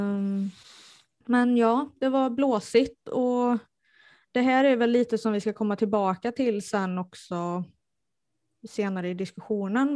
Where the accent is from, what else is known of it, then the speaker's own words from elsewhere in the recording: Strömstad, Västra Götaland, Sweden; moved away; jag är från eh, Bohuslän. Eh, närmare bestämt Strömstad ursprungligen. Och det kunde de tydligen höra